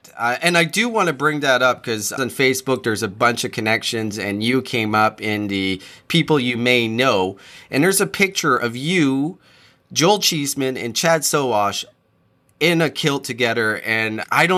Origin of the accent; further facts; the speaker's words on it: New Brunswick, Canada; And so we're in Canada and I grew up really close to Nova Scotia. I grew up in New Brunswick